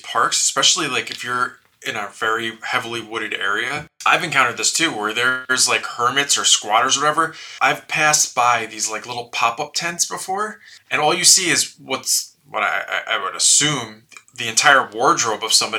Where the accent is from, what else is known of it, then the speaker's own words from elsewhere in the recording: West Fork, Arkansas, United States; You've never heard of it, but it's my hometown. Yes, I do live on this 2,500-acre state park. No, not really. But in West Fork, Arkansas, which is in the northwest corner of Arkansas